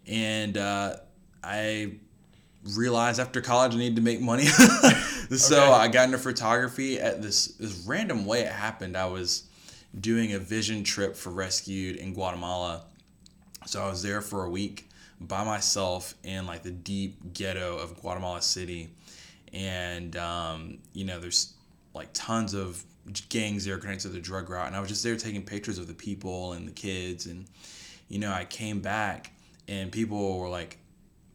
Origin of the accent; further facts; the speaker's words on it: Greensboro, North Carolina, United States; I'm originally from Greensboro